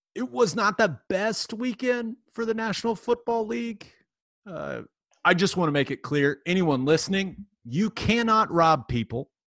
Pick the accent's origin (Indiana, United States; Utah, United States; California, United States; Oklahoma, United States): Oklahoma, United States; Nichols Hills; I grew up in Nichols Hills.